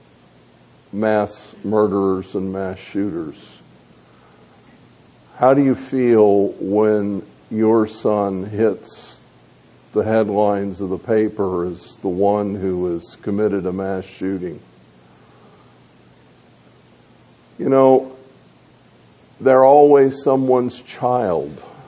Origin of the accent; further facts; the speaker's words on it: Tampa, Florida, United States; the home that I grew up in over in Tampa